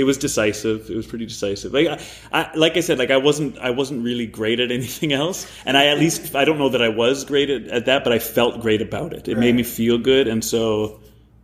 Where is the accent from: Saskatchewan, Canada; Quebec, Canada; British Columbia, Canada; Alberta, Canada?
British Columbia, Canada; Vancouver; moved away as an adult; also born or lived in Ontario; I grew up in Vancouver